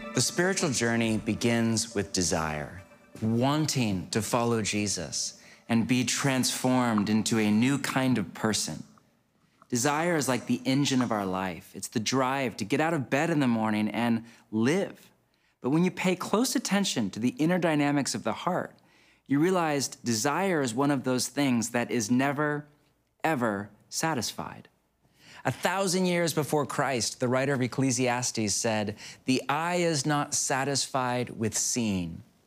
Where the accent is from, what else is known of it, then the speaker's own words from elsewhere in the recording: United States; my home country of the U S